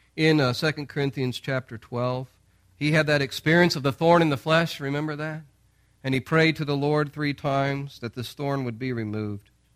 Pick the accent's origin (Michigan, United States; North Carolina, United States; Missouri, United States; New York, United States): Missouri, United States; St. Louis; moved away; we're from Saint Louis